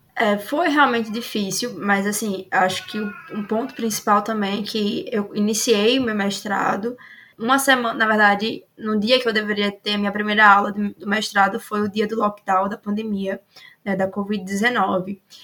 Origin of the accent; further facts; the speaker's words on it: Alagoas, Brazil; eu sou de Alagoas